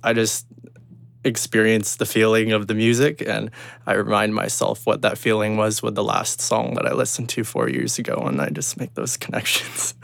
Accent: Kelowna, British Columbia, Canada; also born or lived in Burnaby, British Columbia; I moved into Kelowna, um, as a, as an older child

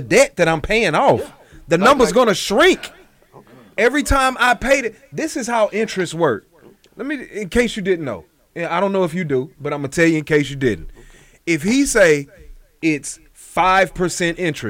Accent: Houston, Texas, United States; I'm from Cashmere Gardens

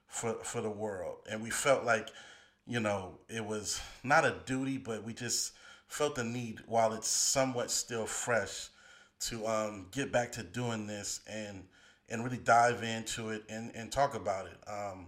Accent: the Bay Area, California, United States; I grew up in the Bay

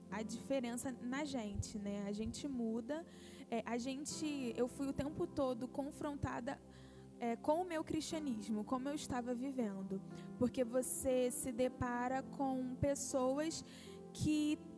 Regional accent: Brazil; a gente também volta muito mais consciente dos nossos privilégios como brasileiros, né?

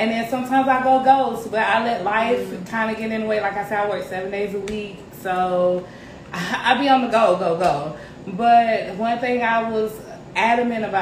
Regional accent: Columbus, Georgia, United States; now in Greenville, United States; I was born and raised in Columbus, Georgia, C-Town

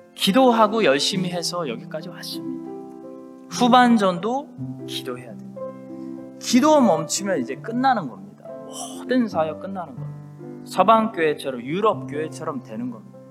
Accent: South Korea; now in Christchurch, New Zealand; 우리 한국 사람들만이 우리 디아스포라 이민자들만이

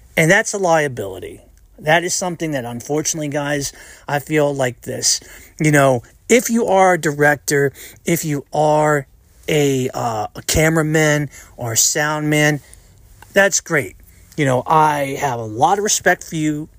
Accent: United States; I'm an American, 'cause I was born and raised in the United States of America.

